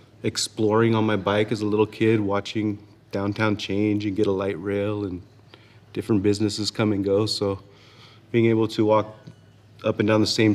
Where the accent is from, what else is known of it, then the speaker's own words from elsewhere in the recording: San Jose, California, United States; also born or lived in Sacramento / New Orleans; Born in Sacramento in 75, but I grew up my whole life here in San Jose.